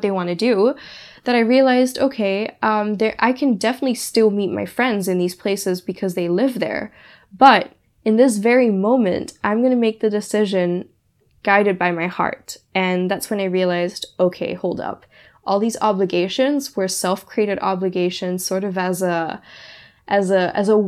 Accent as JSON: {"language": "English", "country": "Singapore", "tie": "born or raised there", "also_born_or_lived": "Germany", "moved": "as an adult", "said": "my hometown where I grew up for 15 years"}